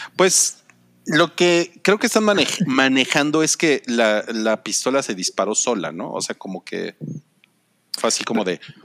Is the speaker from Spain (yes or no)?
no; Mexico; somos mexicanos